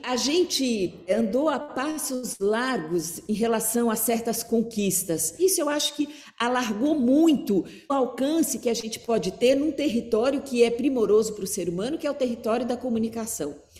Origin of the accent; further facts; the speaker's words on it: Curitiba, Paraná, Brazil; eu sou de Curitiba